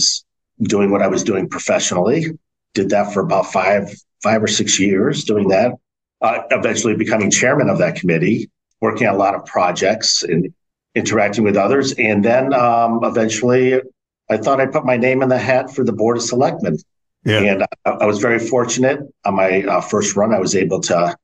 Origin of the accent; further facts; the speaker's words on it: West Hartford, Connecticut, United States; moved away as an adult; also born or lived in Burlington, Connecticut; born and raised in West Hartford